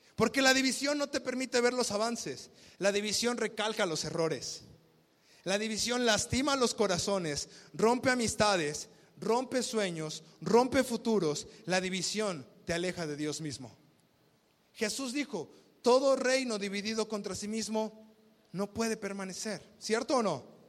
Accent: Mexico; vivimos como mexicanos

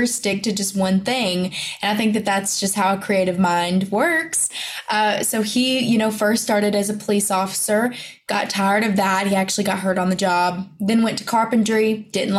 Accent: the South, United States; accent: country; I talk country and I'm from the South

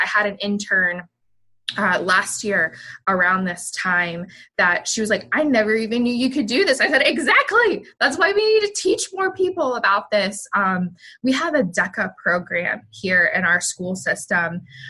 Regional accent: the South, United States; And I'm originally from the South.

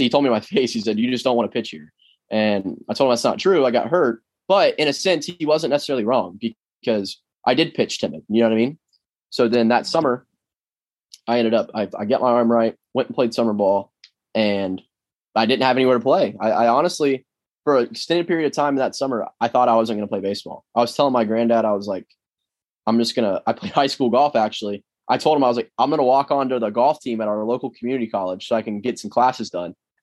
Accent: Florida, United States; I'm from Florida

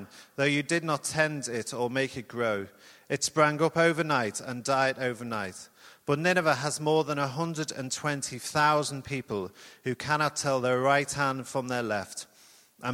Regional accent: Liverpool, North West England, United Kingdom; moved away; you may be able to tell partially from my accent and from the Northern Hemisphere, that is the city of Liverpool.

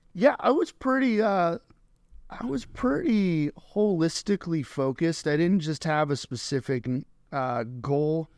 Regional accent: Colorado Springs, Colorado, United States; I was born and raised in Colorado Springs

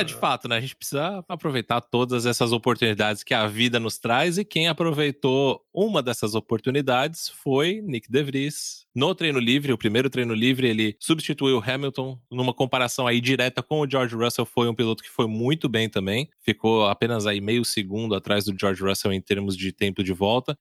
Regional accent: Brazil

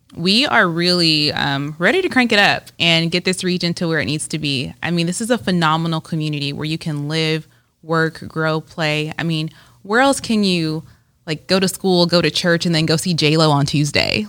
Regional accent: Rancho Cucamonga, California, United States; moved away as an adult; now in Las Vegas, United States; I am originally from Southern California. Um, I usually start with L A, but really from Rancho Cucamonga, California. I moved to Las Vegas in two thousand nine to attend U N L V

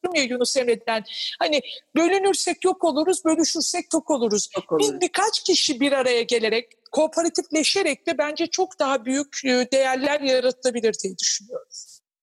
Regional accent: Anatolia, Turkey; Ben kendim de bir Anadolu kadını olduğum için

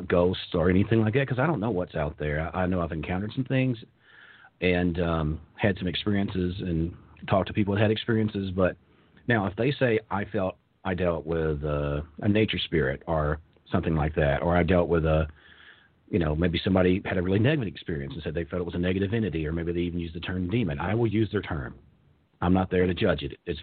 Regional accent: Kentucky, United States; I'm from Kentucky. We don't wear shoes

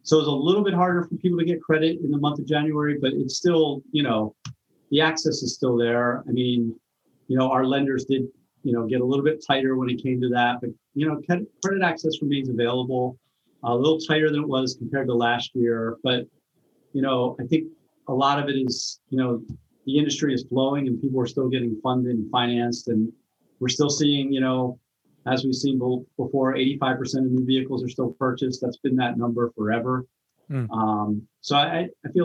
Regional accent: Maryland, United States; now in Long Island, United States; I'm originally from Maryland

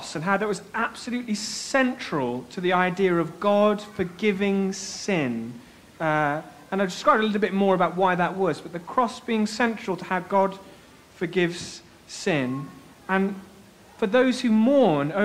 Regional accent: Bradford, Yorkshire and the Humber, United Kingdom; Bradford. It's in West Yorkshire in England.

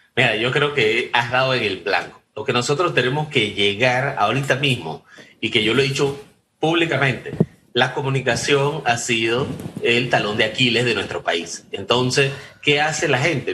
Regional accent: Panama

